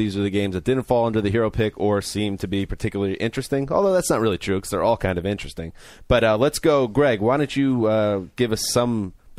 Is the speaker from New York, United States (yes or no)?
yes; New York, United States; I'm from New York.